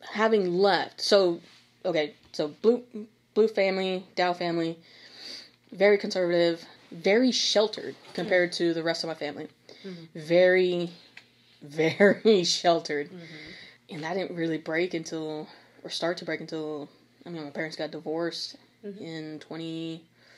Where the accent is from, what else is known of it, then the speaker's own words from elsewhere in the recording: Brazoswood, Texas, United States; We are both Brazoswood grads of 2013